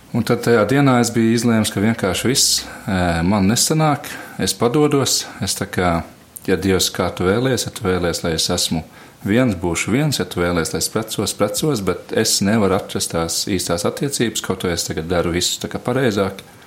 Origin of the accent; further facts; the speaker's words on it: Latvia; moved away; es esmu uzaudzis Matejā